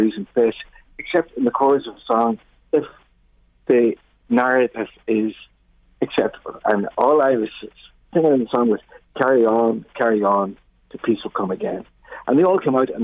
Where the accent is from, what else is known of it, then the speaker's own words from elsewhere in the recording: Mayobridge, Northern Ireland, United Kingdom; I grew up in a small farmhouse in near Mayo Bridge in County Tyne